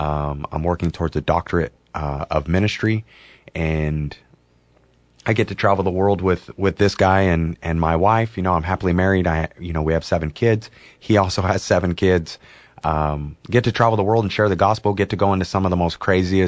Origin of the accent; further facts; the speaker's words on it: Southern California, United States; moved away as an adult; now in Oregon, United States; I grew up in poverty in Southern California until I was about 10 years old. Then there was a financial change in my family, and we became more the middle class in California.